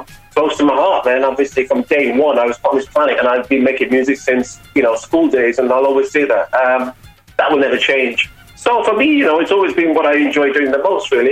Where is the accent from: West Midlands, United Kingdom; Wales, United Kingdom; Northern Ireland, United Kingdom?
West Midlands, United Kingdom; Birmingham; growing up in Birmingham